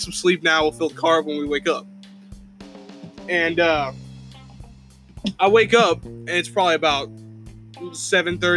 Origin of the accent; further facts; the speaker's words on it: Indiana, United States; also born or lived in the South (US); now in US South; I'm from the North, okay? Originally I'm from Indiana. I miss snow